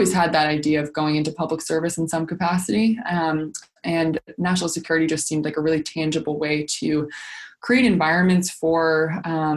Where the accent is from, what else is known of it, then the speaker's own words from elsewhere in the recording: Washington, District of Columbia, United States; my own personal experience of growing up in Washington, D.C.